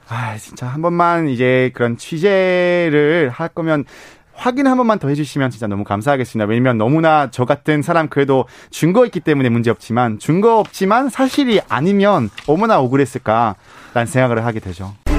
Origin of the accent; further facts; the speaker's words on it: Belgium; Korean is a second language; now in South Korea; 저는 벨기에 사람이다